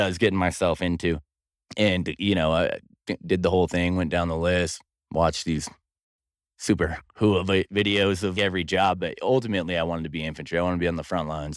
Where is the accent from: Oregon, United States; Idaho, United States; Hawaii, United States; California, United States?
Idaho, United States; Pocatello; I was born and raised here in Pocatello, Idaho